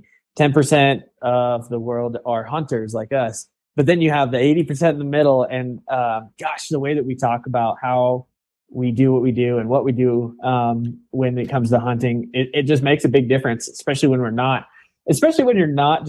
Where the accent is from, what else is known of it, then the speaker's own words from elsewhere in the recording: Imbler, Oregon, United States; moved away as an adult; now in Wyoming, United States; I grew up in Northeast Oregon, outside of a small farm town called Imbler